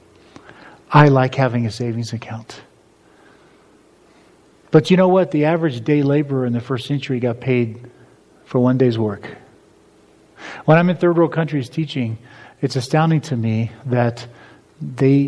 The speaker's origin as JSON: {"language": "English", "country": "United States", "said": "As an American"}